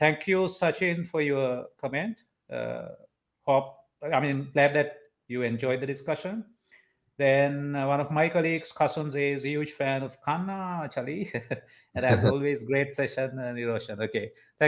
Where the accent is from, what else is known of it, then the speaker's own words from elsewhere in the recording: Sri Lanka; as Sri Lankans